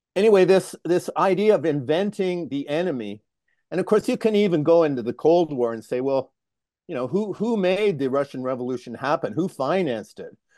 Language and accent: English; Toronto, Ontario, Canada; moved away; also born or lived in Sudbury, Ontario / Lethbridge, Alberta; I'm a Canadian. I, uh, grew up in Toronto.